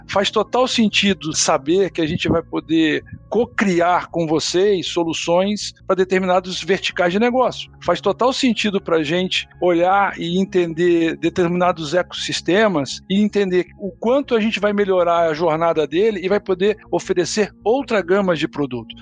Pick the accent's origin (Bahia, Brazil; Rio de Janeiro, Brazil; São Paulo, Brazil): Rio de Janeiro, Brazil; Minha origem, é eu sou do Rio de Janeiro